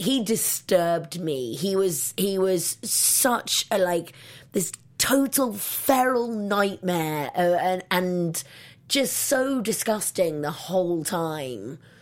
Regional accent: England, United Kingdom; moved away; I'm from England

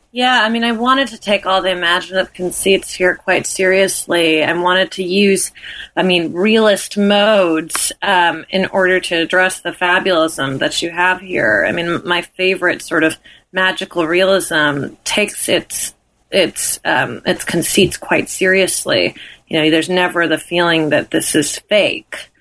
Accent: New York, United States; as a New Yorker

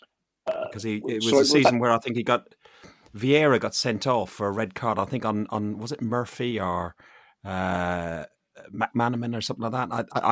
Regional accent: Athlone, Leinster, Ireland; now in London, United Kingdom; And watching my hometown, Athlone Town.

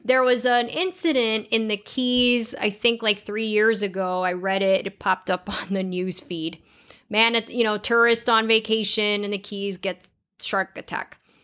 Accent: Florida, United States; we are from Florida

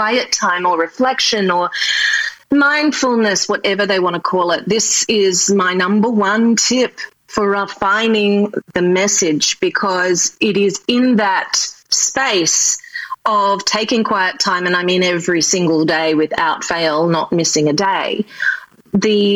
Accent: Australia; accent: Australian; moved away as an adult; now in New York City, United States; originally I'm from Australia and my dream was always to move to New York City, which I did

